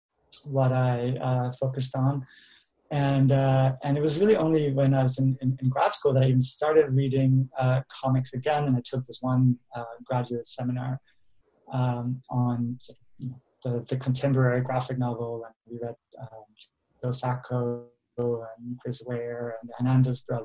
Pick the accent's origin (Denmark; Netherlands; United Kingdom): Denmark; moved away; I grew up in Denmark, and I'm originally from Denmark